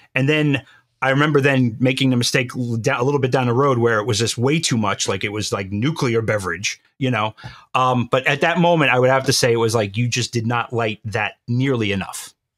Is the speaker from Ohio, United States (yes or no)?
no; New York, United States; I was born and bred in New York. and I will always be a New Yorker.